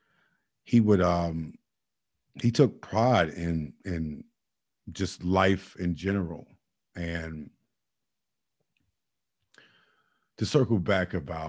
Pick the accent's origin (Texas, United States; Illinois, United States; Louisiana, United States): Illinois, United States; Chicago; All of us are products of Chicago. We're products, not only Chicago, Inglewood, for that matter. I remember days growing up in Chicago